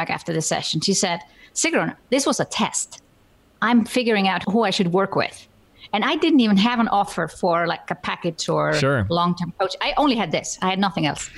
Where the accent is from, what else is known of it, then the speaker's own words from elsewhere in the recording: Iceland; English is a second language; also born or lived in Germany / United Kingdom; now in Switzerland; So I'm Icelandic, which actually seems to matter to my audience because I come from a small island with 350,000 inhabitants.